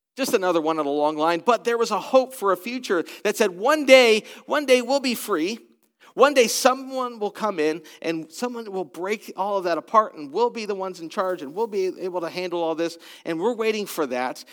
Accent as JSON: {"language": "English", "country": "United States", "also_born_or_lived": "British Columbia, Canada", "lives_now": "Columbus, United States", "said": "I am American"}